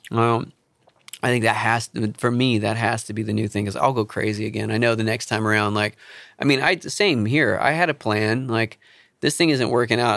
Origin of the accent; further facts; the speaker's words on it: Charleston, South Carolina, United States; moved away; I grew up in Charleston